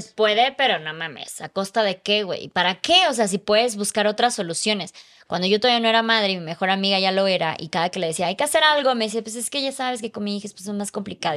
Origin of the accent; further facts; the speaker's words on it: Chiapas, Mexico; moved away as an adult; a los 20 me salí de mi casa, a los 24 me salí de Chiapas